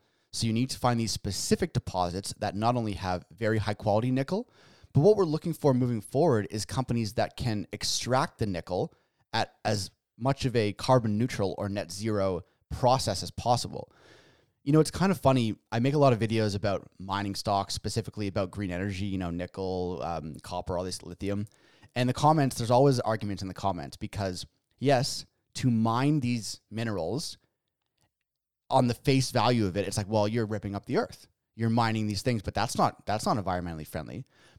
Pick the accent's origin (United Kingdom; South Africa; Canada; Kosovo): Canada; Josh and I were Canadian.